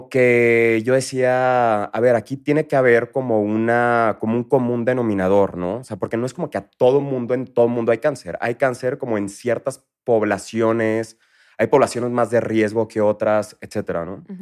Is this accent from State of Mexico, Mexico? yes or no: no; Villahermosa, Tabasco, Mexico; accent: chilango; also born or lived in Mexico City; Tengo acento chilango porque se me pega mucho el acento del lugar en el que viví.